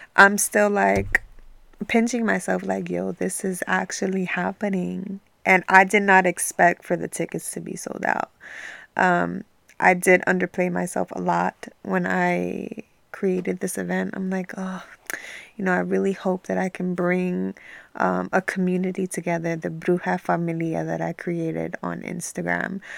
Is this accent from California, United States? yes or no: no; New York City, New York, United States; now in New Jersey, United States; I was born and raised in New York